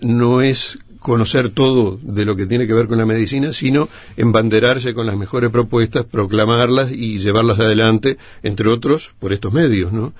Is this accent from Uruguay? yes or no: yes; Uruguay; Nosotros tenemos colectivamente como uruguayos, somos transgresores